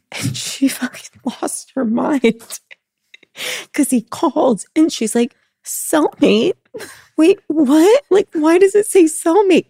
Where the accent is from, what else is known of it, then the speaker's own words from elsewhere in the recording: Los Angeles, California, United States; We grew up in Los Angeles